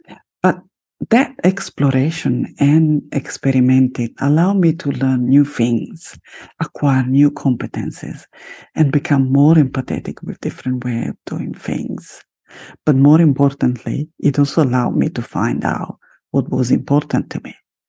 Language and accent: English; Italy; first language Italian; English is a second language; So creative that I'm also starting a second podcast in Italian, my mother tongue, in Italiano.